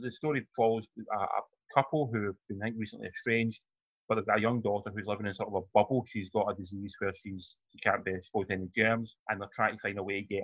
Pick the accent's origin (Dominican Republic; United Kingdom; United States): United Kingdom; Glasgow, Scotland; we grew up in Glasgow